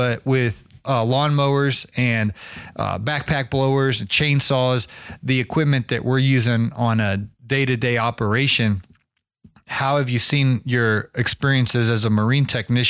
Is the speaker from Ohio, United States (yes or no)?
yes; Ohio, United States; I'm from Ohio.